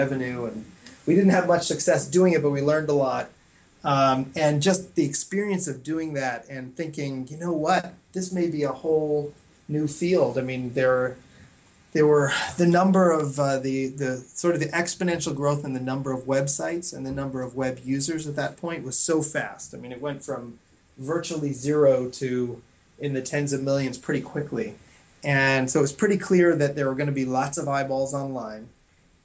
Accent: Westchester County, New York, United States; moved away as an adult; also born or lived in Massachusetts / Stanford, California; I grew up in the New York area, just north of Manhattan in Westchester County.

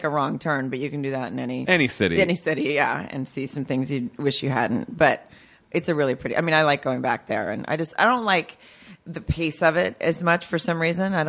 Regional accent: Farmington, Arkansas, United States; Arkansas. It's a town called Farmington, right outside of Fayetteville.

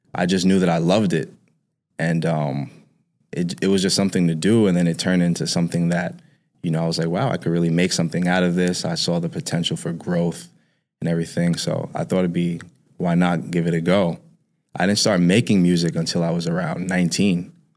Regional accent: New York City, New York, United States; I grew up in Harlem

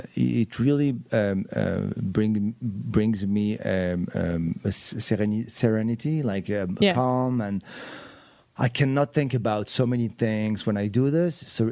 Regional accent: Morocco; I grew up in Morocco. I wanted to be a jazz musician.

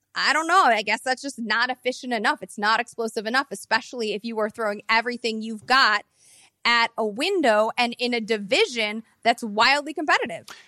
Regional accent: Mount Prospect, Illinois, United States; I'm from Mount Prospect. This is a neighboring, um, suburb

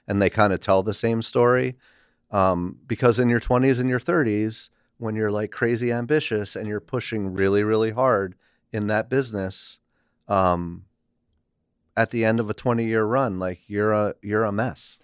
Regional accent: Milton, New York, United States; upstate in the Hudson Valley.

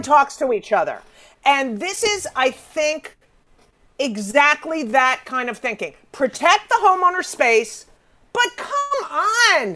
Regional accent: New York City, New York, United States; being a New Yorker

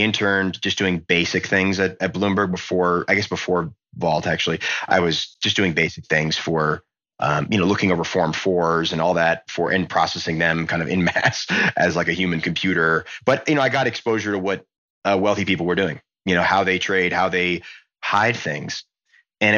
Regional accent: Montgomery, New Jersey, United States; I was a kid from New Jersey

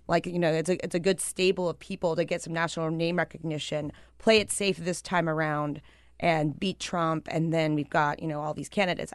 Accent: Pennsylvania, United States; my home state of Pennsylvania

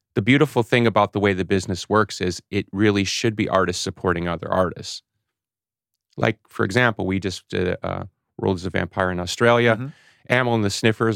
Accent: Chicago, Illinois, United States; I was born in Chicago

